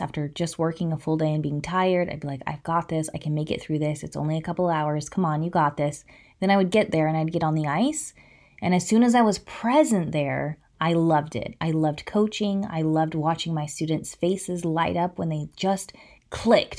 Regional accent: Placer County, California, United States; I'm from Placer County

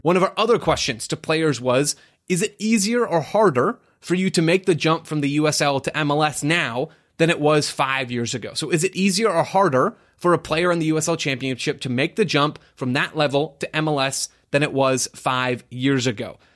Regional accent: Phoenix, Arizona, United States; my hometown team, Phoenix Rising

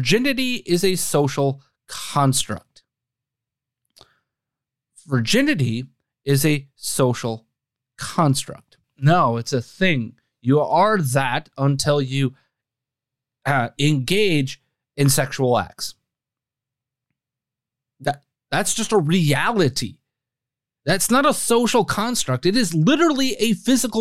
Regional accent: Wisconsin, United States; my home state of Wisconsin

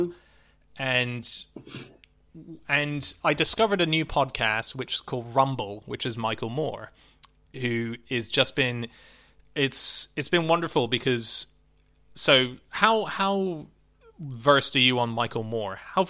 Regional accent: Avalon, New South Wales, Australia; I grew up in Australia. The main bit of my growing up there was in a place called Avalon.

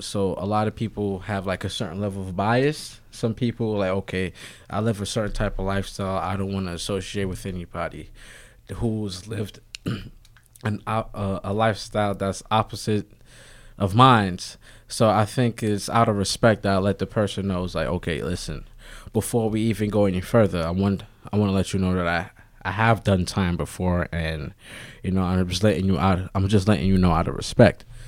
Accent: New York City, New York, United States; also born or lived in Bronx; I was born, originally I'm from Harlem. Right now, I live in the Bronx.

